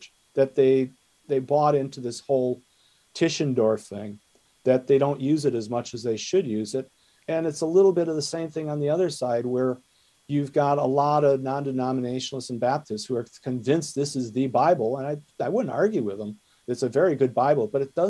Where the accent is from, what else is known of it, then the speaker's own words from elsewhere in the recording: Wisconsin, United States; accent: Wisconsin; my Wisconsin accent